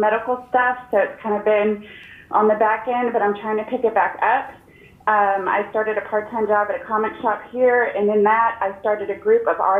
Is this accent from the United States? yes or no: yes; Austin, Texas, United States; I am from Austin, Texas.